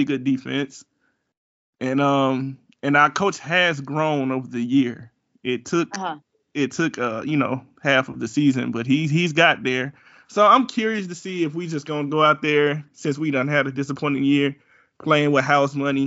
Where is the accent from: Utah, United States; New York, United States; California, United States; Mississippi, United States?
Mississippi, United States; Brookhaven; moved away; I'm originally from Brookhaven, Mississippi